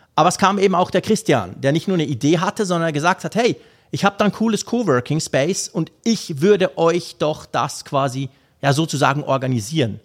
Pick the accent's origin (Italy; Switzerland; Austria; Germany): Switzerland; Ich als Schweizer